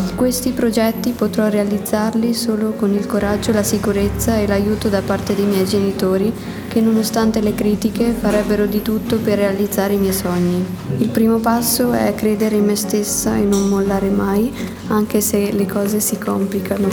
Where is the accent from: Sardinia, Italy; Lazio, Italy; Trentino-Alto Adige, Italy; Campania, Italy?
Trentino-Alto Adige, Italy; Trento; ho 16 anni, vengo da Trento.